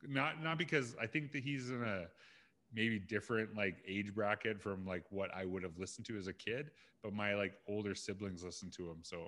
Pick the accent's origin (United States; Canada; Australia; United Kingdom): Canada; Saskatchewan; And I'm from Saskatchewan.